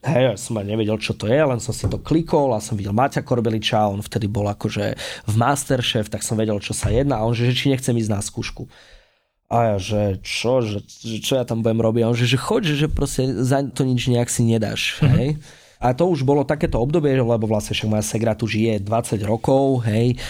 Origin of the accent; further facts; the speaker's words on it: Spišská Nová Ves, Košice Region, Slovakia; ja pochádzam zo Spiskej Novej Vsi